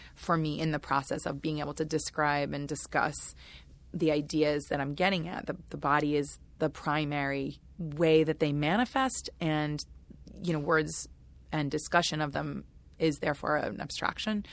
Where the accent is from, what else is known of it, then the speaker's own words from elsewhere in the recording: United States; I'm an American person